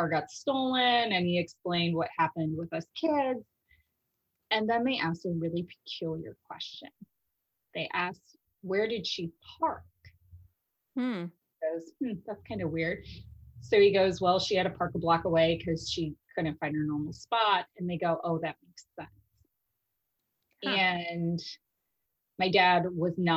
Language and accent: English; Las Vegas, Nevada, United States; also born or lived in Chicago, Illinois; originally before I grew up in Las Vegas and I was originally in Chicago with my family and then we moved to Las Vegas and I did middle school, high school and all that later on